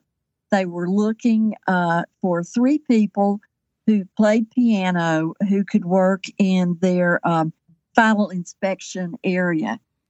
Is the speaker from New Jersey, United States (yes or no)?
no; Kingsport, Tennessee, United States; also born or lived in Johnson City, Tennessee; I grew up in Upper East Tennessee in Kingsport lived there until I went to college.